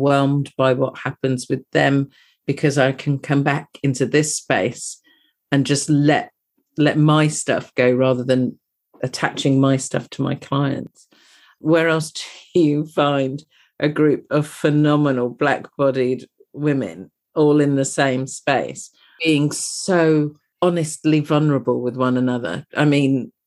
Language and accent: English; United Kingdom; You can possibly tell from my accent that I'm from across the pond